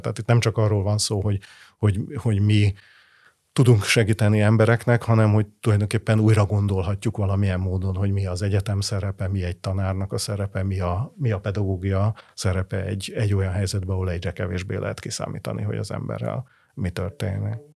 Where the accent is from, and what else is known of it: Hungary